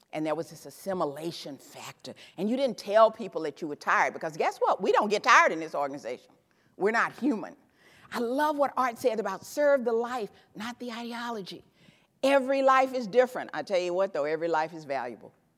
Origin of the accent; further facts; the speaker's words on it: Memphis, Tennessee, United States; I grew up in Memphis, Tennessee